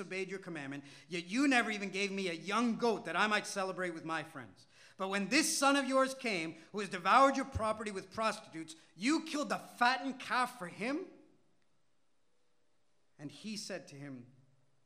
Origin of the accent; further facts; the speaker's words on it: Malayalam-speaking India, Kerala, India; first language Malayalam; English is a second language; moved away; the culture that I grew up in the language that I grew up speaking in the Indian language, Malayalam